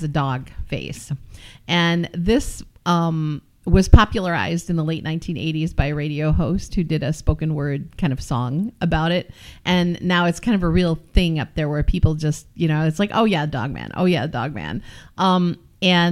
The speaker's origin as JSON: {"language": "English", "town": "Pinckney", "region": "Michigan", "country": "United States", "tie": "born or raised there", "said": "where I grew up around Pinckney, the Pinckney Recreation Area"}